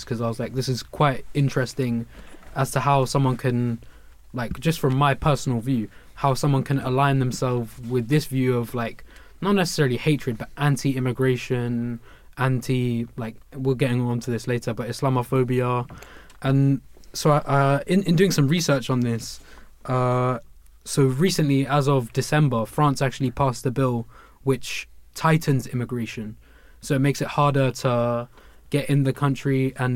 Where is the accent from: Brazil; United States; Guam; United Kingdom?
United Kingdom; England; I was born in England, and if someone asks me, I'm saying I'm British